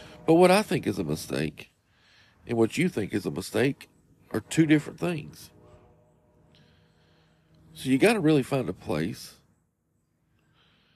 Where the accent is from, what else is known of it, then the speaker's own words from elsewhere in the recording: Morristown, Tennessee, United States; also born or lived in Kingsport, Tennessee; we were raised in Morristown, which, like I was telling you at the beginning, is about 45 minutes outside of Knoxville